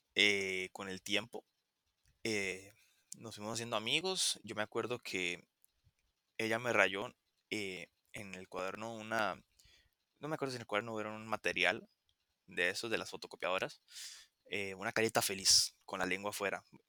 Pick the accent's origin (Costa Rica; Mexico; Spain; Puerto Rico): Costa Rica; aquí en Costa Rica pasa que yo soy de Costa Rica